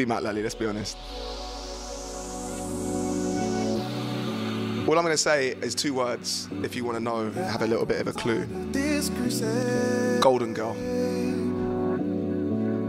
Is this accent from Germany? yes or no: no; Horsham, South East England, United Kingdom; my hometown of Horsham